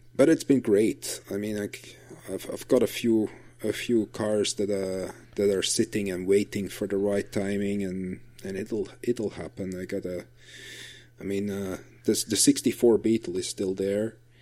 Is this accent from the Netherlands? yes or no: no; Flanders, Belgium; English is a second language; in Belgium, we're lucky because we're we're such a small country